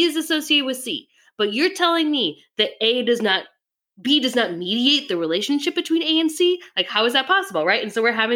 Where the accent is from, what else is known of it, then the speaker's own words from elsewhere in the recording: Minnesota, United States; I'm from Minnesota